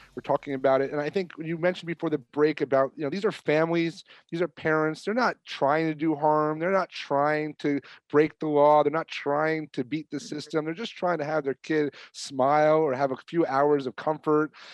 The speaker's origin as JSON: {"language": "English", "region": "New York", "country": "United States", "said": "I'm from New York"}